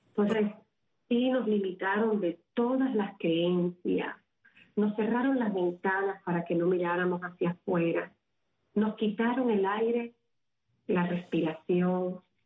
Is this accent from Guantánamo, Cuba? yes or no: no; Havana, Cuba; moved away; nací en La Habana, en el seno de una familia muy, muy humilde, pero en el centro